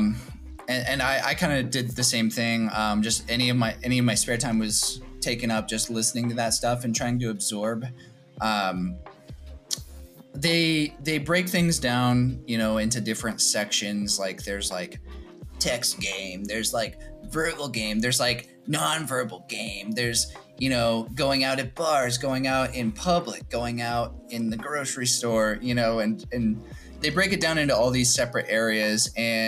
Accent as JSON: {"language": "English", "region": "Kansas", "country": "United States", "also_born_or_lived": "St. Louis", "moved": "as an adult", "said": "at the time I was living in a different city, which was St. Louis. I'm from Kansas"}